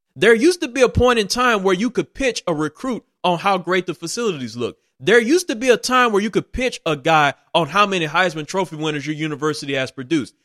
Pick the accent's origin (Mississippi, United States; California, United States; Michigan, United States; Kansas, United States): Mississippi, United States; I had an opportunity to be born and raised in the state of Mississippi.